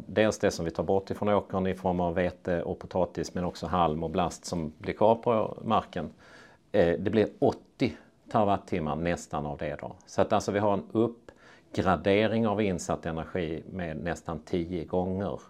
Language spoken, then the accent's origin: Swedish; Torna-Hällestad, Skåne, Sweden; moved away; also born or lived in Östra Ramlösa, Helsingborg / Uppsala; jag växte upp eh, utanför Lund i Torna-Hällestad